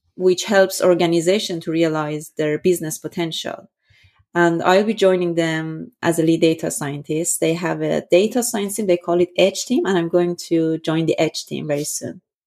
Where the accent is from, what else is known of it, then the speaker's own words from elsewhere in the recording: Iran; moved away as an adult; also born or lived in Vienna, Austria; born and raised in Iran